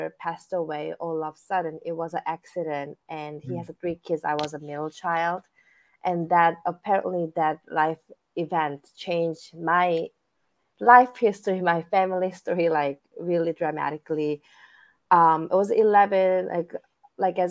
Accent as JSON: {"language": "English", "country": "South Korea", "tie": "born or raised there", "moved": "as an adult", "lives_now": "United States", "said": "I was born and raised in South Korea."}